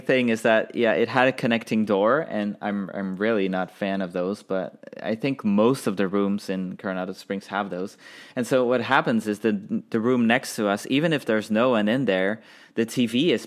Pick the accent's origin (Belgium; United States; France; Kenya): Belgium; we're from Belgium